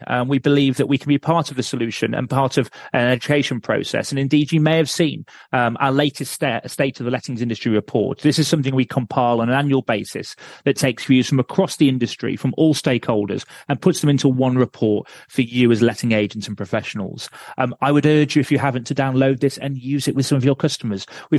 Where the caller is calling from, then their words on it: Lincolnshire, East Midlands, United Kingdom; I'm calling in from Lincolnshire, which has just got electricity.